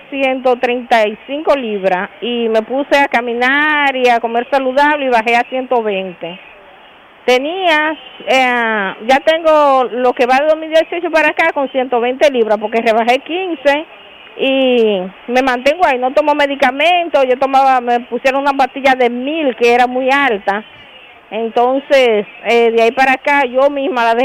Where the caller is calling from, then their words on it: Santiago, Dominican Republic; Mire, yo soy una paciente de Santiago eh, que en el 2018 me diagnosticaron este diabetes